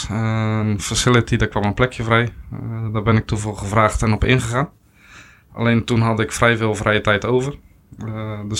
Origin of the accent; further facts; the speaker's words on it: Nieuw-Lekkerland, South Holland, Netherlands; born there; geboren in Nieuw-Lekland. klein dorpje ja, naast Kinderdijk. Kinderdijk misschien wel bekend van de molens.